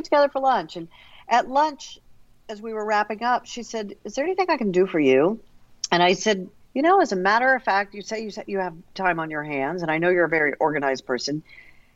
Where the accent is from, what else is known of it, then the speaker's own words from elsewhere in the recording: Missouri City, Texas, United States; growing up in Quail Valley, south of Houston